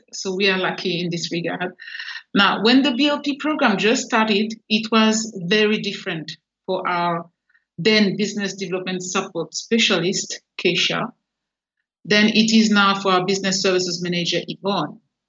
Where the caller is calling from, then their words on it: Port Vila, Shefa, Vanuatu; I'm in Port Vila in the Vanuatu Chamber of Commerce and Industry office.